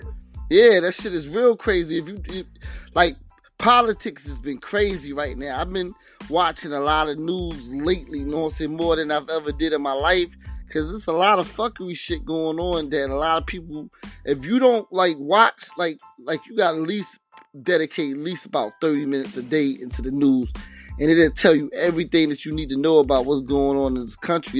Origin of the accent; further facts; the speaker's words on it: New Jersey, United States; And then I was raised in Jersey also.